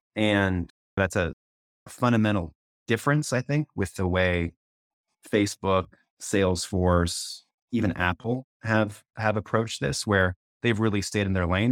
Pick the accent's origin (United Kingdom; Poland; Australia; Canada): Canada; moved away as an adult; now in United States; I'm from Canada, I haven't been there in thirty years.